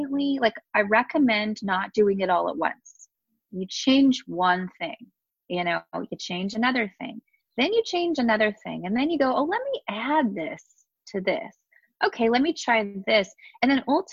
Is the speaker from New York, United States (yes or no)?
no; Southern California, United States; born and raised here in SoCal